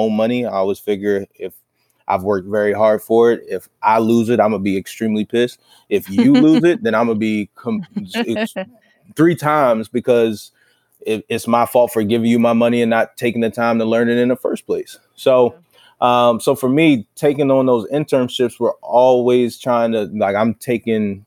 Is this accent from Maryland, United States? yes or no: yes; Baltimore, Maryland, United States; moved away as an adult; now in New England, United States; Baltimore, my hometown